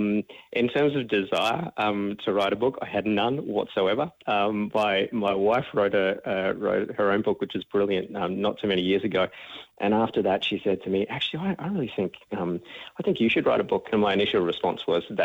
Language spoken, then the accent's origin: English; Melbourne, Victoria, Australia; I'm originally from Melbourne, grew up out in the eastern suburbs